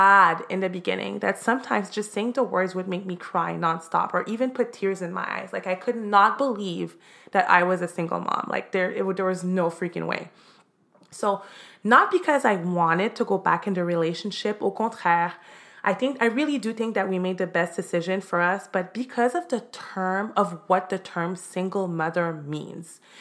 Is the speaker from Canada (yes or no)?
yes; Montreal, Quebec, Canada; now in Miami, United States; I'm originally from Montreal, Canada. I'm now living in Miami, Florida